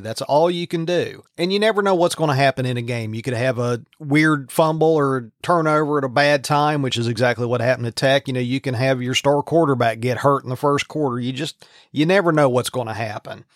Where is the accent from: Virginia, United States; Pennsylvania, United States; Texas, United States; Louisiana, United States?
Virginia, United States; I grew up in Virginia